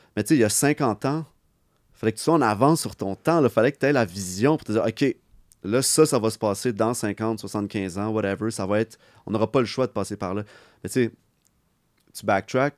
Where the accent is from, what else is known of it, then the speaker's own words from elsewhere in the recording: Montreal, Quebec, Canada; on vient de Montréal. Moi, je suis très, moi, je suis fier de, venir d'ici